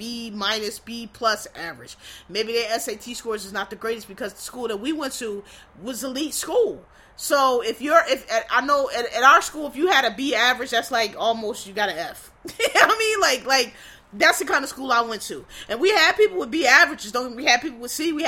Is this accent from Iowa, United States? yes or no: no; Philadelphia, Pennsylvania, United States; I was born and raised in Philadelphia.